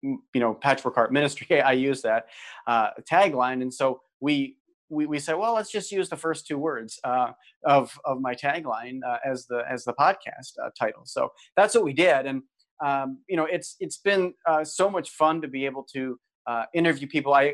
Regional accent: Philadelphia, Pennsylvania, United States; now in Wisconsin, United States; I'm a native Philadelphian. I grew up in Philadelphia.

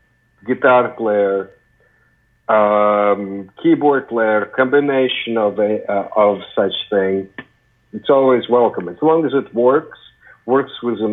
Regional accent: Ukraine; moved away; I come from the Soviet Union, actually Ukraine, not Russia

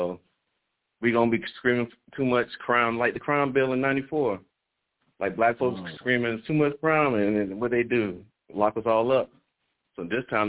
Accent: South Carolina, United States; now in Oakland, United States; I'm from South Carolina originally

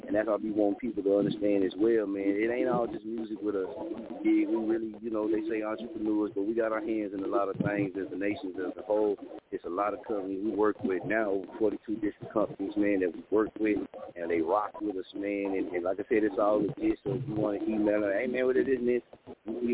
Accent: Muskogee, Oklahoma, United States; also born or lived in Wichita; I'm from Muskogee

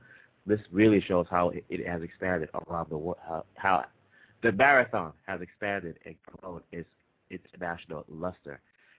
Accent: Boston, Massachusetts, United States; also born or lived in Kinshasa, Democratic Republic of the Congo; I was born in Kinshasa, capital of the Democratic Republic of the Congo. I was raised in Boston, Massachusetts

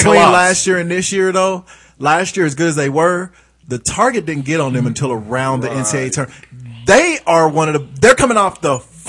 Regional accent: Wichita, Kansas, United States; Hey, I'm from Wichita.

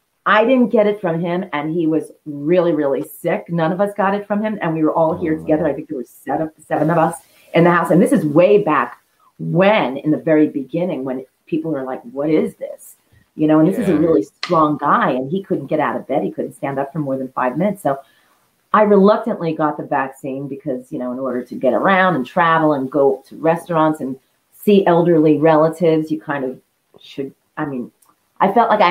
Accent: New York City, New York, United States; I grew up in the Bronx

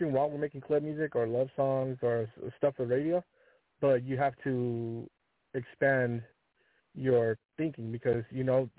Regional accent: Seattle, Washington, United States; also born or lived in Compton; I'm from Seattle

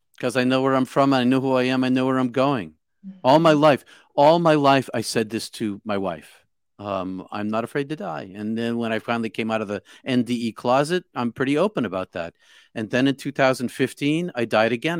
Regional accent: outside of Boston, Massachusetts, United States; I'm from Bos-, outside of Boston

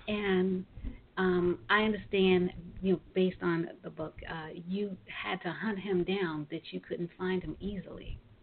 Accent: New York City, New York, United States; I'm originally from Brooklyn

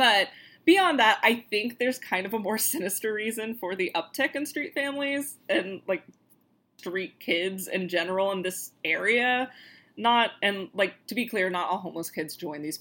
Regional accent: Florida, United States; we're from Florida

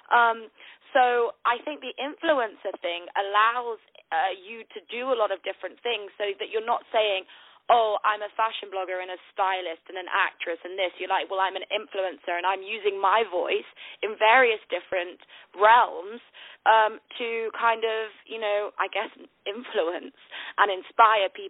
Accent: Manchester, North West England, United Kingdom; now in London, United Kingdom; I live in London, but I'm actually from the north of the UK in a place called Manchester. So I've lost my accent though, um, but I'm a northerner.

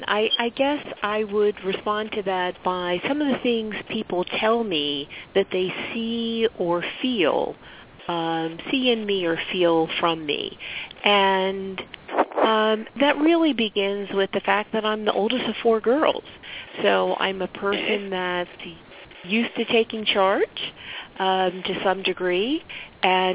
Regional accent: Philadelphia, Pennsylvania, United States; also born or lived in Pittsburgh, Pennsylvania / New Jersey; I'm originally from Philadelphia.

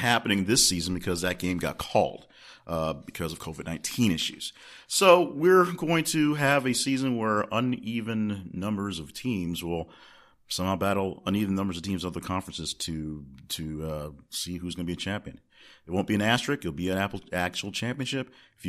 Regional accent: Alabama, United States; born there; now in Arkansas, United States; because I was born in Alabama, so that's something I look forward

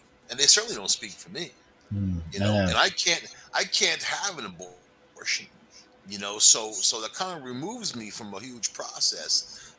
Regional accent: El Paso, Texas, United States; born there; I was born in El Paso, Texas.

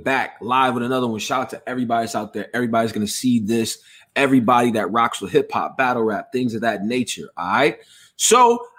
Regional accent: Houston, Texas, United States; born there; I was born in Houston, Texas. All right. So I got a special affinity for the South.

